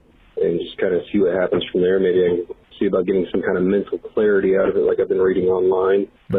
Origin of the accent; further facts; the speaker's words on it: Kansas City, Missouri, United States; I'm from Kansas City, Missouri.